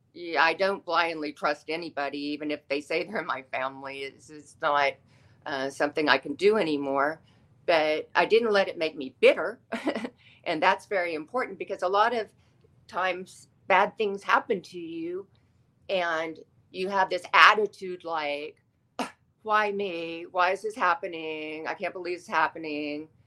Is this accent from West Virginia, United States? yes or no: no; Austin, Texas, United States; moved away; also born or lived in Los Angeles, California; I grew up in Austin, Texas, which is full of the arts